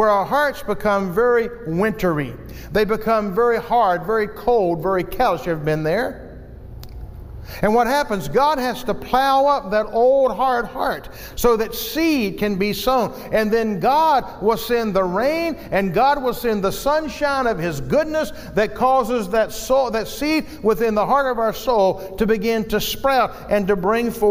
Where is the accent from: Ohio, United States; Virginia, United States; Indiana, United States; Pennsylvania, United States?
Virginia, United States; moved away; my hometown today of Virginia